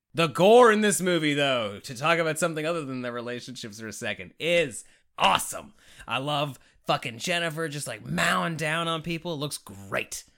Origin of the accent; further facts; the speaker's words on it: Canada; I'm Canadian